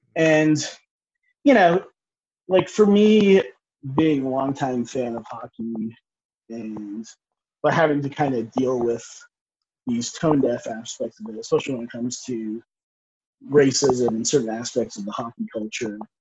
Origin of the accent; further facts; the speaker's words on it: United States; I'm a person of color, I'm East Indian American